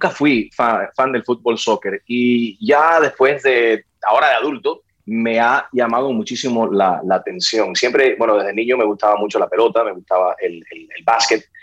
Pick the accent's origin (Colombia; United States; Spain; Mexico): United States; Miami, Florida; soy eh, criado en, Miami.